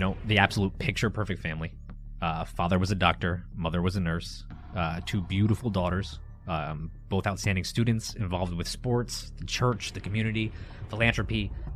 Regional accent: Connecticut, United States; we're from Connecticut

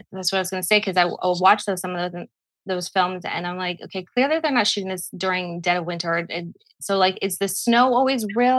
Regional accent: Park City, Utah, United States; now in Los Angeles, United States; I am from Park City, Utah.

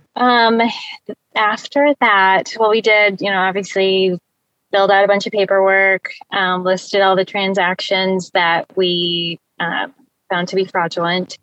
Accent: Indianapolis, Indiana, United States; I'm from the Indianapolis area in Indiana.

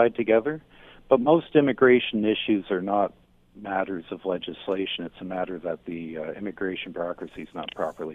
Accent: Hamilton, Ontario, Canada; I was born in Hamilton

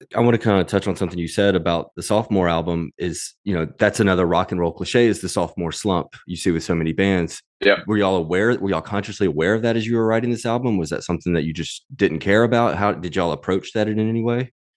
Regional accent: Mississippi, United States; I grew up in Mississippi

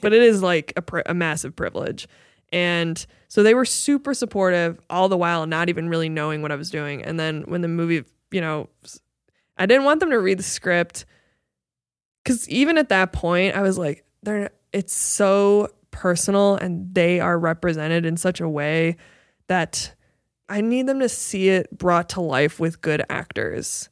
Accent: Midwest, United States; moved away; inspired by my hometown and my, and the Midwest

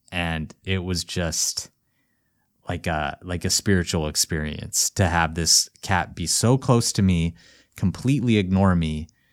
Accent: Missoula, Montana, United States; my hometown, Missoula, Montana

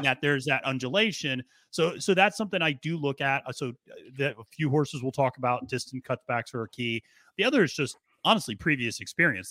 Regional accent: the North, United States; I was born in the North

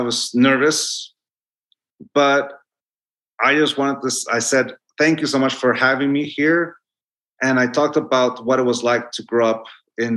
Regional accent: Tijuana, Baja California, Mexico; English is a second language; moved away; also born or lived in Chula Vista, California; I grew up with juxtapositions and dualities continuously until I moved from Tijuana, know, I stopped going to school in Tijuana. I went to school in Bonita in Chula Vista

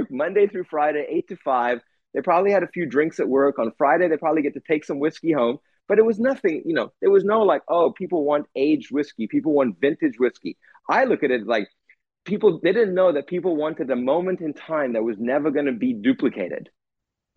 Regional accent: South Africa; growing up in South Africa

